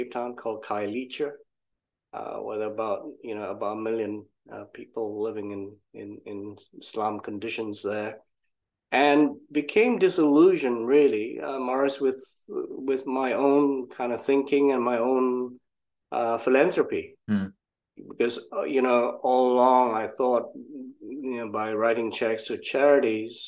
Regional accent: Malaysia; moved away as an adult; now in United Kingdom; originally from Malaysia. That was where I grew up

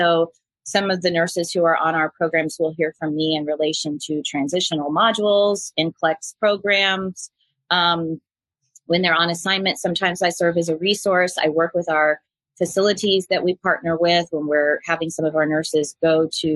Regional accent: Central Florida, United States; I grew up in the Central Florida area

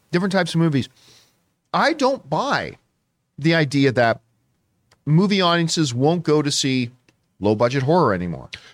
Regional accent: Canada; I'm Canadian

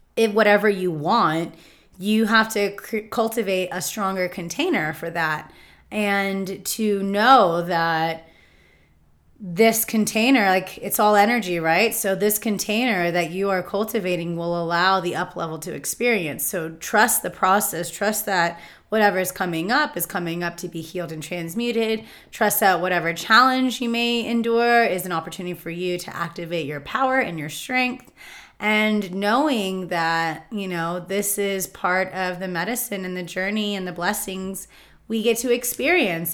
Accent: Palm Springs, California, United States; growing up in Palm Springs

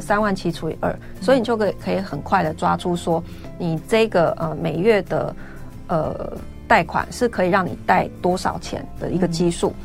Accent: Taichung, Taiwan; moved away; 现在在台中，我其实是台中人，嗯。然后我现在，我，台中我没有买房子，嗯。就是我老家在台中

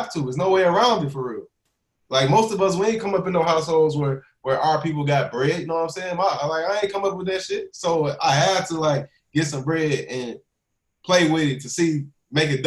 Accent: Chicago, Illinois, United States; now in California, United States; I'm from Chicago

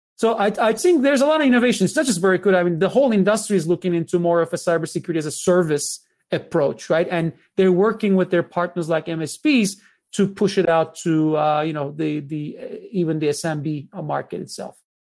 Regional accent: Istanbul, Turkey; moved away; I was born in Istanbul.

